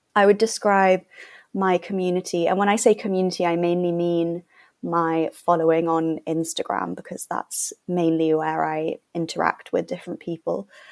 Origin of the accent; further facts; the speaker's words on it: London, United Kingdom; I'm from London.